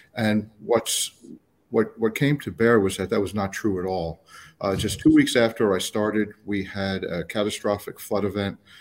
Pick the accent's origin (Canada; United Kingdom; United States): United States; New York City, New York; also born or lived in Colorado / Palm Beach County, Florida; now in Florida, United States; I'm from New York, uh, City, New York State